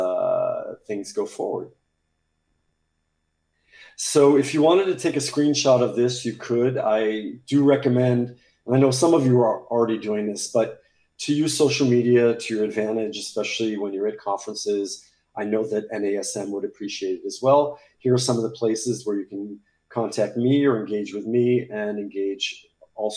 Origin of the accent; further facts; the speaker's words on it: United States; moved away as an adult; now in Paris, France; I'm speaking to you from Paris, France, where I live. I'm American, but I've been here for a long time